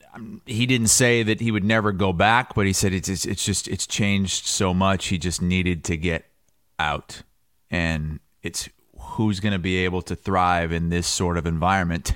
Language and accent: English; Muscatine, Iowa, United States; I grew up in Muscatine, thirty minutes